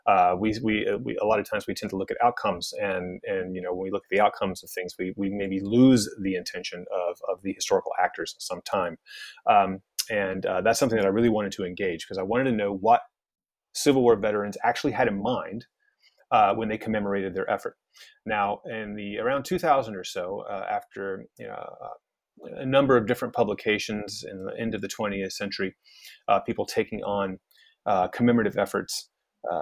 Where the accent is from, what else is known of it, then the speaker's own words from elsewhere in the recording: West Coast, United States; also born or lived in Alabama / Virginia; now in Los Angeles, United States; I'm from Alabama originally, though I grew up on the West Coast